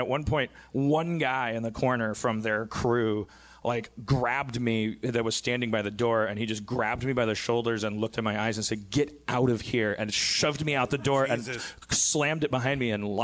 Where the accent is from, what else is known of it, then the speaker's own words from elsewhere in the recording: Brown Deer, Wisconsin, United States; my hometown of Brown Deer, Wisconsin